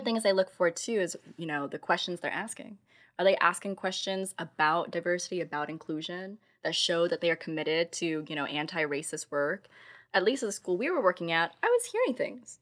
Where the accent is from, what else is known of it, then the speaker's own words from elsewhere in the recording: Midwest, United States; now in San Francisco Bay Area, United States; I come from the Midwest